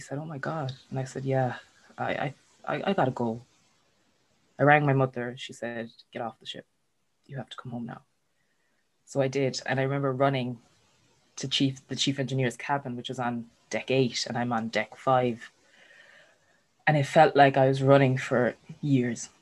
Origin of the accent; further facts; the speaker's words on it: Ireland; we're Irish